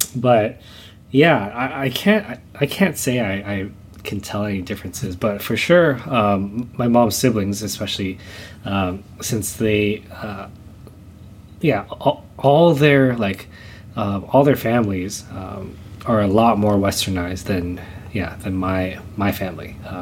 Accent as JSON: {"language": "English", "region": "Southern California", "country": "United States", "tie": "born or raised there", "said": "I was born here in the states. I was born in um, in Southern California"}